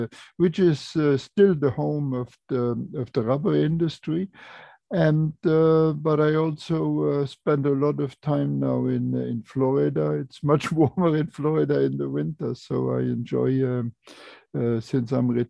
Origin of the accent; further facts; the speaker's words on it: Luxembourg; I was born in Luxembourg, and I grew up on a farm, on a very small farm.